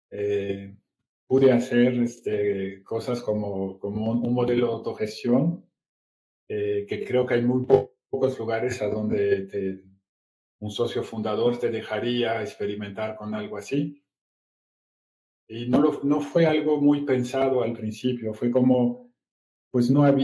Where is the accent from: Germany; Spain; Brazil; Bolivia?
Brazil; moved away as an adult; now in Mexico; soy franco brasileño, llevo 20 años viviendo aquí en México, ya soy más mexicano que el Chile